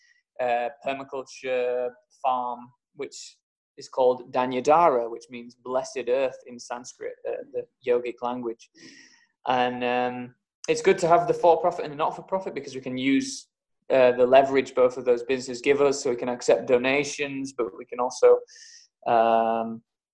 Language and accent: English; England, United Kingdom; moved away as an adult; also born or lived in Spain; now in Andalusia, Spain; I left the UK. I'm from England. I left there when I was 19